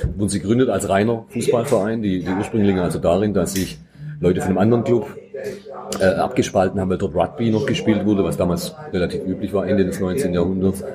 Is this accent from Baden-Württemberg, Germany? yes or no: yes; near Metzingen/Reutlingen, outside Stuttgart, Baden-Württemberg, Germany; Ich komme auch nicht direkt aus Stuttgart, sondern ich aus dem Umland Richtung Metzingen, Reutlingen bin ich aufgewachsen.